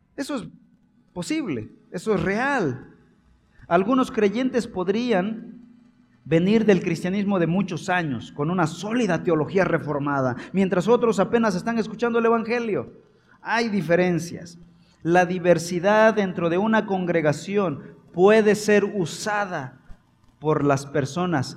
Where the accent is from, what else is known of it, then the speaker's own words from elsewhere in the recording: Chiapas, Mexico; yo soy casi centroamericano, soy chiapaneco.